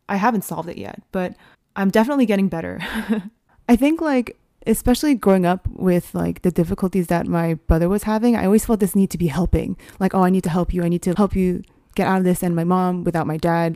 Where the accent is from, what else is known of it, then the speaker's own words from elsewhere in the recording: United States; as Asian American women